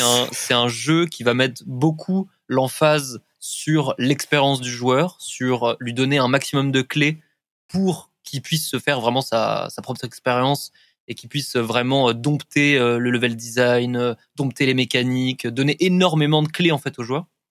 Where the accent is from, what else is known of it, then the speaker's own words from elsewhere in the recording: Paris, Île-de-France, France; Moi, je suis parisien